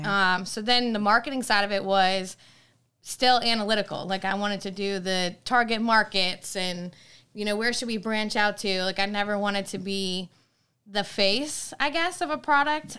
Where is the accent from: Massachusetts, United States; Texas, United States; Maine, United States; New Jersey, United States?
Maine, United States; moved away as an adult; now in Virginia, United States; I'm from Maine. I moved here in Virginia in two thousand nine